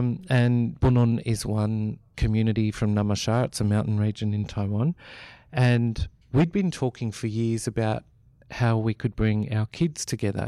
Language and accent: English; Melbourne, Victoria, Australia; I grew up in Melbourne.